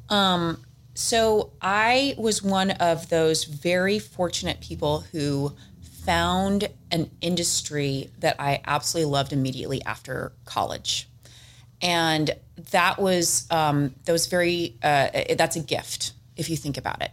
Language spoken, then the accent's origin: English; San Diego, California, United States; I'm from San Diego, born and raised